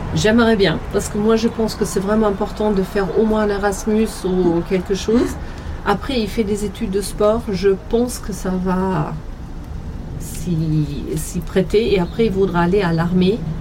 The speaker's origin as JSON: {"language": "French", "country": "Germany", "second_language": "French", "moved": "as an adult", "lives_now": "France"}